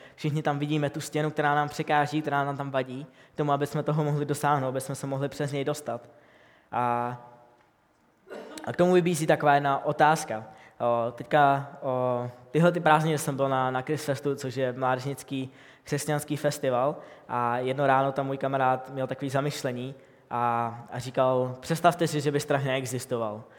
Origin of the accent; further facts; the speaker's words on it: Bohemia, Czechia; u nás v Čechách